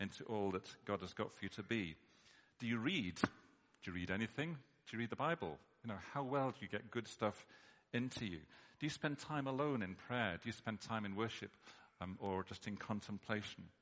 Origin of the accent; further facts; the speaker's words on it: United Kingdom; we're British